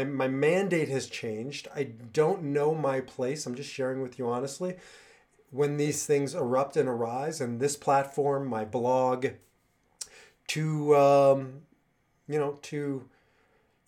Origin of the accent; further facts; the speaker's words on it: Nebraska, United States; moved away as an adult; also born or lived in Israel; I grew up in Nebraska